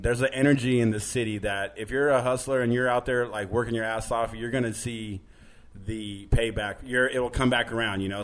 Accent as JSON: {"language": "English", "town": "Manteca", "region": "California", "country": "United States", "tie": "born or raised there", "also_born_or_lived": "San Jose, California / Los Angeles, California", "moved": "as an adult", "lives_now": "New York, United States", "said": "I I grew up in Northern California, but I I think living in Los Angeles for so long"}